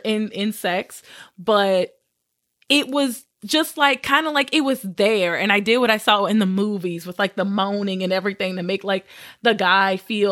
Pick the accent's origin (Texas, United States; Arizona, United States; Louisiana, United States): Louisiana, United States; So I grew up in Southern Louisiana.